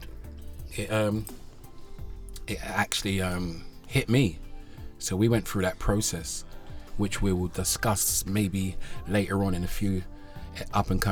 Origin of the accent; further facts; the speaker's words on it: Amsterdam, North Holland, Netherlands; now in Sweden; I grew up in Amsterdam as a young kid